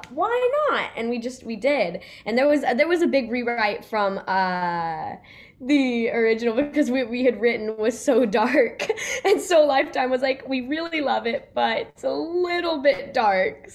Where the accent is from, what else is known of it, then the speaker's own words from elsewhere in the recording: Grapevine, Texas, United States; moved away; also born or lived in Los Angeles; I'm from Texas